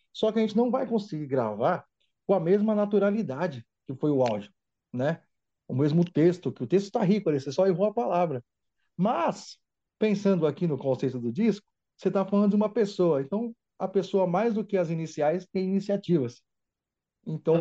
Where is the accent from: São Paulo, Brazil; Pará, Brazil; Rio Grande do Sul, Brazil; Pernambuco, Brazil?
São Paulo, Brazil; sou natural daqui, apesar de ser filho de um baiano com uma pernambucana, São Paulo é a minha terra mesmo